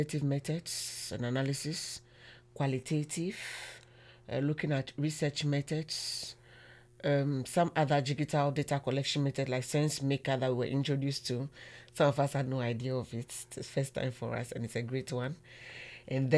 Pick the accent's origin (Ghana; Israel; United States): Ghana; moved away; I'm from Ghana